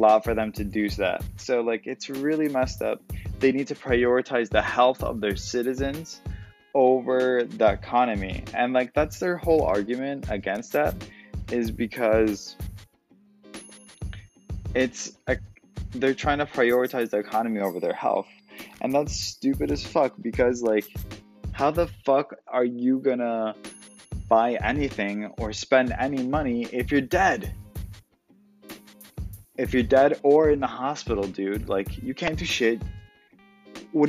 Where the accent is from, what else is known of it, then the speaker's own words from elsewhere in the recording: Illinois, United States; Illinois, my home state